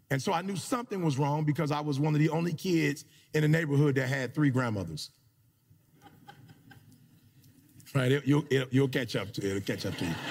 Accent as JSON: {"language": "English", "town": "Detroit", "region": "Michigan", "country": "United States", "tie": "born or raised there", "moved": "as an adult", "said": "I grew up in Detroit, Michigan"}